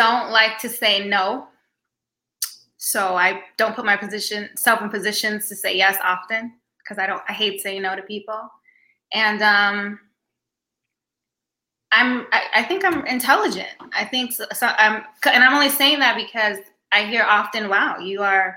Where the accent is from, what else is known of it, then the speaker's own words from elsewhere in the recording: New York City, New York, United States; also born or lived in Virginia / Queens, New York / The Bronx, New York; now in New Jersey, United States; I was born in Queens, New York. I grew up in Virginia for 11 years, but I lived in New York City 21 years